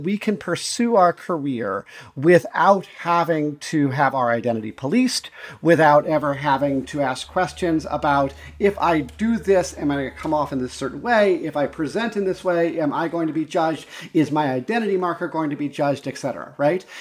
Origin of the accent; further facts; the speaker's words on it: Montana, United States; also born or lived in Chicago / Navajo Nation, New Mexico; now in Milwaukee, United States; I grew up in Montana, primarily in a, you know, m, in a predominantly pretty white place